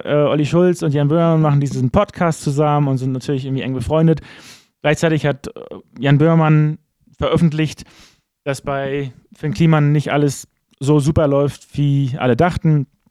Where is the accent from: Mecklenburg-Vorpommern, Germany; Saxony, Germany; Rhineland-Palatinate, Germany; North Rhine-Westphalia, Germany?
Mecklenburg-Vorpommern, Germany; Wusterhusen; ich bin in Wusterhusen groß geworden